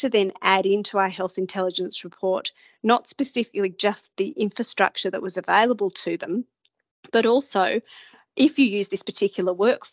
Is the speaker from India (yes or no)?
no; Australia; a person like myself coming from Australia